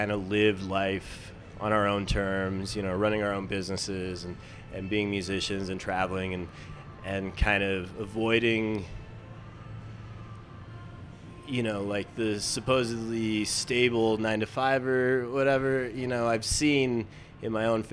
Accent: Wyoming, United States; now in Dallas, United States; I'm from Wyoming.

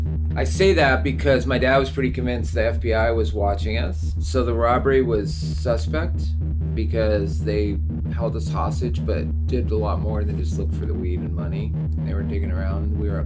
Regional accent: Seattle, Washington, United States; born and raised in Seattle, grew up in Rainier Valley, went to all the alternative schools

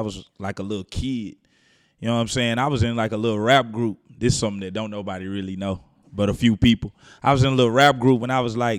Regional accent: Dallas, Texas, United States; also born or lived in Houston; Well, I say Houston raised me. I say I grew up in Dallas.

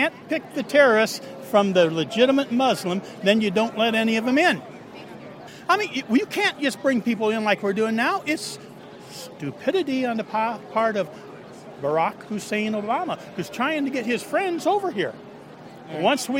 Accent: Yorkville, Illinois, United States; Yorkville, Illinois.

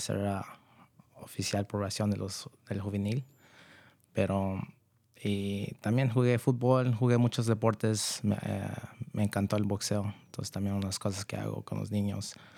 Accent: Novato, California, United States; also born or lived in San Rafael; yo nací aquí. Este, yo he vivido en el condado por toda mi vida y yo crecí en Novato

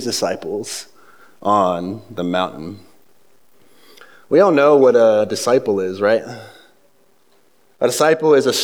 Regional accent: the South, United States; moved away; also born or lived in the North (US); I'm from the South, I grew up in the city, so there's nothing Southern about me, but being raised south of the Mason-Dixon line, as I moved up north, some of the vocabulary kind of slipped into mine.

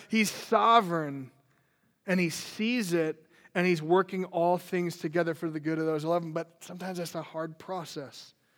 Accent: Minnesota, United States; I grew up in Minnesota

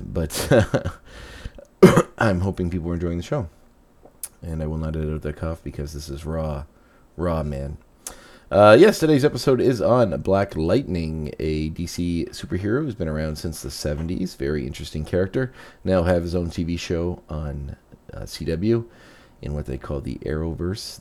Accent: Canada; as a Canadian

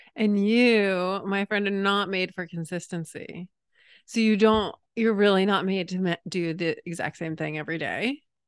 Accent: New England, United States; moved away; growing up in New England

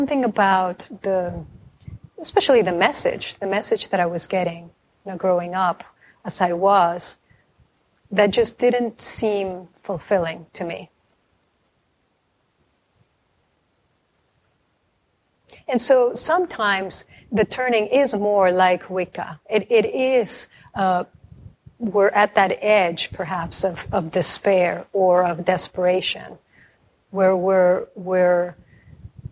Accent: Mexico; a Mexican family, and I'm from Mexico

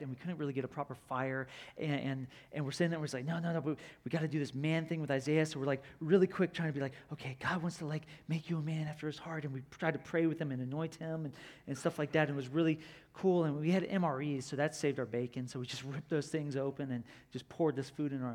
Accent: Florida, United States; I'm from Florida

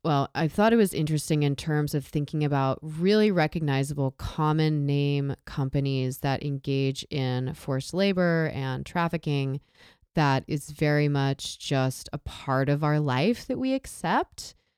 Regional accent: Southern California, United States; I grew up in Southern California, a very rural area

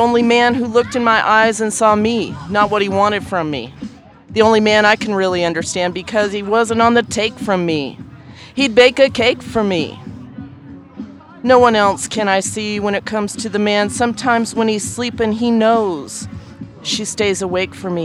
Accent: Kansas City, Missouri, United States; now in Denver, United States; I'm from Kansas City, Missouri, originally

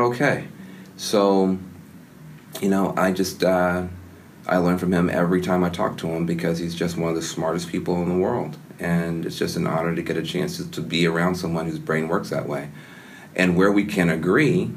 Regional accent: the American South, Southern United States, United States; moved away

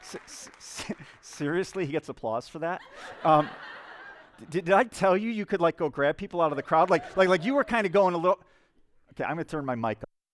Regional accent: Spring Lake, United States; my hometown of Spring Lake, I live in a small town

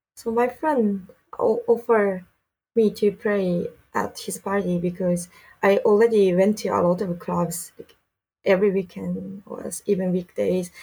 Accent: Saitama, Japan; English is a second language; also born or lived in Canada / United States / Philippines; now in Tokyo, Japan; I'm from Saitama, but really close to Tokyo.

